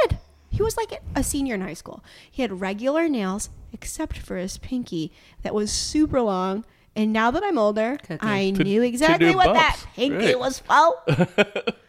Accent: Elmira, New York, United States; now in Richmond, United States; my hometown, Elmira

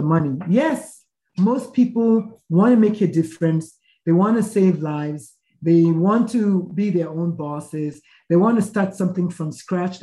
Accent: Nigeria; moved away as an adult; now in United States; I was born, bred, buttered, and slightly burned in Nigeria

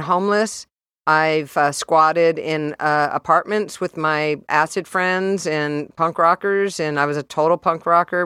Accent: San Diego, California, United States; moved away as an adult; also born or lived in San Francisco; I was raised in San Diego

